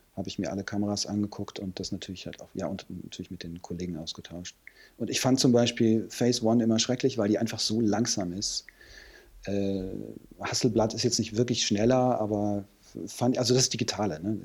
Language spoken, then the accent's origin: German; Hürth, North Rhine-Westphalia, Germany; moved away as an adult; also born or lived in Cologne; now in Hamburg, Germany; in dem Vorort von Köln, wo, wo ich herkomme